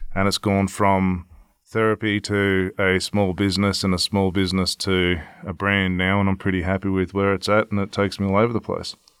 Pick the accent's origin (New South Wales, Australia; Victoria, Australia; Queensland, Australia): Victoria, Australia; my home state in Victoria